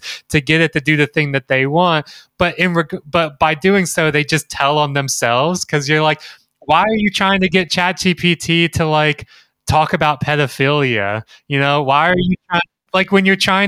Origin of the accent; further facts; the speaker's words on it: Mississippi, United States; Jeremy and I grew up in Mississippi